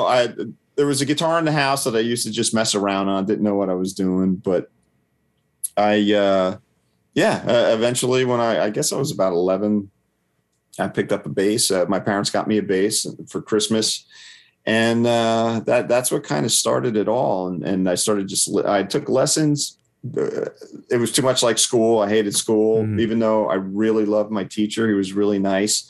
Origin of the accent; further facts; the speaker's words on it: Toms River, New Jersey, United States; now in Tennessee, United States; my hometown of Toms River